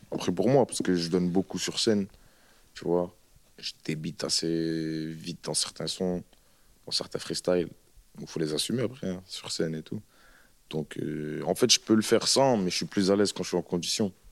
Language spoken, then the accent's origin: French; Roubaix, Hauts-de-France, France; Parce que moi, je viens du Nouveau-Roubaix, c'est à la limite d'une ville qui s'appelle M, tu vois.